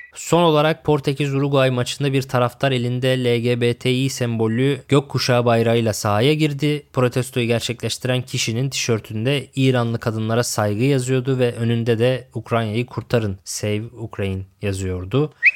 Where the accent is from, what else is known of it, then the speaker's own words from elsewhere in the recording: Lüleburgaz, Kırklareli, Turkey; now in Istanbul, Turkey; Lüleburgaz'da doğup büyüdüm ben.